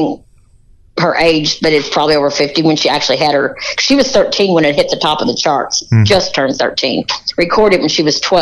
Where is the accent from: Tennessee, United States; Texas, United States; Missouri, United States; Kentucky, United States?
Kentucky, United States; Brownsville; I'm from Brownsville, Kentucky